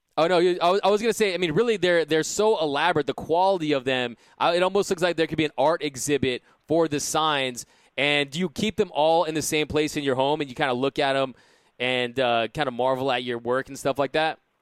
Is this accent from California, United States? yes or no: yes; South Pasadena, California, United States; I grew up here in Los Angeles, grew up in in South Pasadena, California